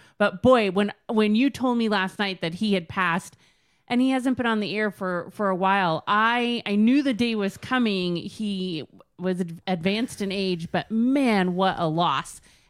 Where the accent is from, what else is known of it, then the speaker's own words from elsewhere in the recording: Southern California, United States; I grew up in Southern California.